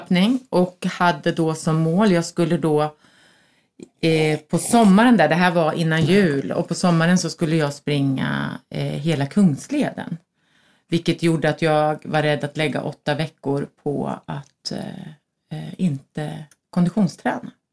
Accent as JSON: {"language": "Swedish", "town": "Norrköping", "region": "Östergötland", "country": "Sweden", "also_born_or_lived": "Söderköping", "moved": "yes", "lives_now": "Stockholm, Sweden", "said": "flyttade till Stockholm för tjugofem år sedan, tror jag, snart. Kommer från Norrköping och Söderköping, vilket hörs på min härliga dialekt"}